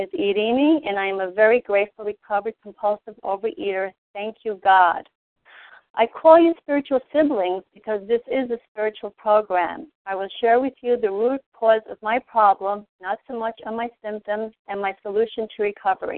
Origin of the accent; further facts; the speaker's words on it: New York City, New York, United States; I was born and raised in New York City